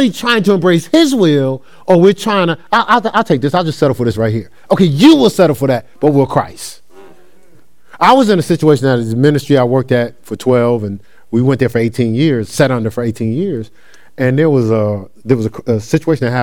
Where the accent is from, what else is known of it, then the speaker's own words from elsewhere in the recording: New Jersey, United States; I'm from a different culture. I'm from New Jersey.